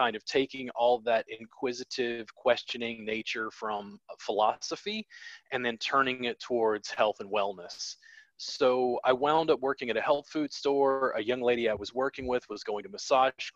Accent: Baton Rouge, Louisiana, United States; I grew up in Baton Rouge, Louisiana

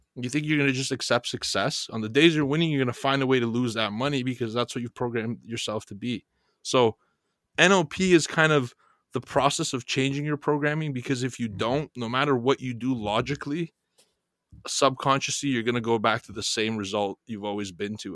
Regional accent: Bulgaria; moved away; coming from Europe, and I'm from Bulgaria

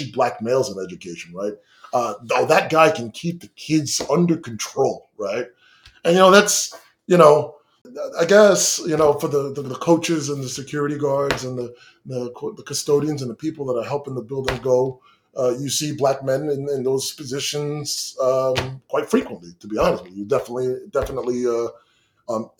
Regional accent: Amityville, New York, United States; also born or lived in Farmingdale, New York; growing up in Amityville, you know, I was born in 88

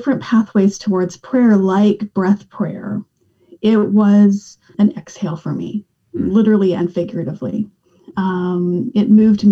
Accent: Western Canada, Canada; I grew up in Western Canada

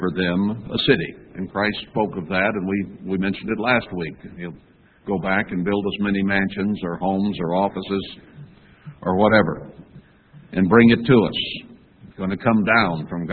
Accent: United States; I grew up in America.

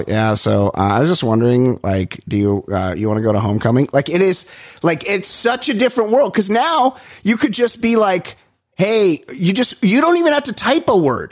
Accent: Costa Mesa, California, United States; I'm from Costa Mesa.

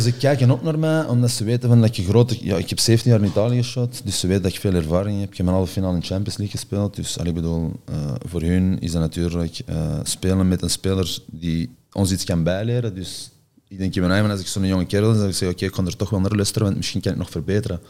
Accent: Antwerp, Flanders, Belgium; moved away as an adult; also born or lived in Rome / Milan; Ik ben van Antwerpen zelf

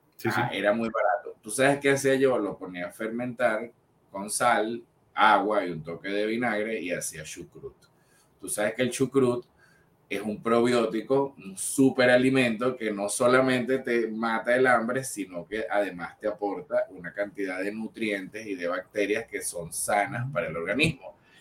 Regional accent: Venezuela; como venezolanos creadores de contenido

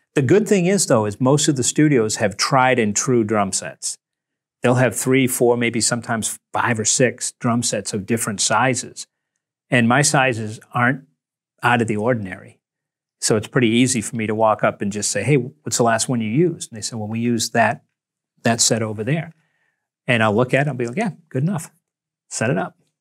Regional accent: Nantucket, Massachusetts, United States; I was from Nantucket

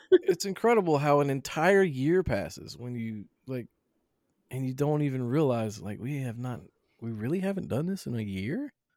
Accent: Southern, United States; accent: Southern; Southern and profanity. I speak both fluently

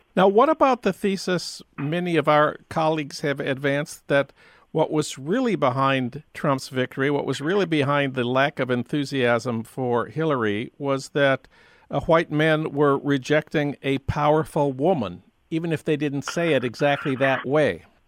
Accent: St. Paul, Minnesota, United States; moved away; my hometown of St. Paul.

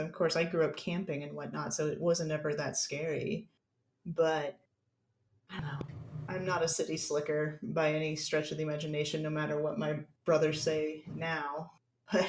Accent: Kansas, United States; I grew up in Kansas. I'm a Girl Scout. I grew up on a farm

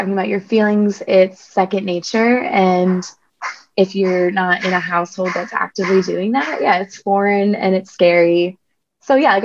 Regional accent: New Jersey, United States; I'm from New Jersey

